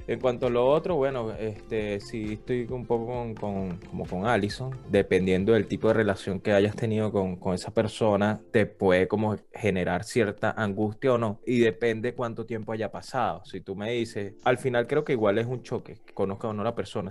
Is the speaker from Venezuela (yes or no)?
yes; Venezuela; Yo considero que yo no soy un venezolano común, para nada